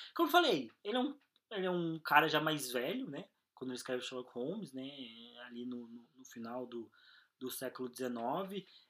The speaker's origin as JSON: {"language": "Portuguese", "country": "Brazil", "said": "a gente é brasileiro"}